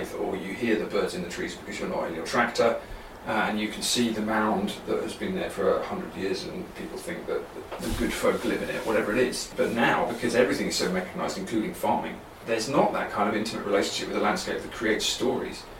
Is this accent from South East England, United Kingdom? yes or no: yes; South East England, United Kingdom; moved away as an adult; also born or lived in Oxford; now in Ireland; I come from the southeast of England. I come from London and Kent. That's where my family are from